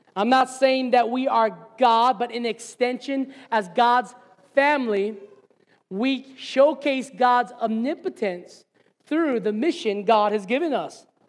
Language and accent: English; Hilo, Hawaii, United States; moved away as an adult; Hilo's my hometown. This is where I grew up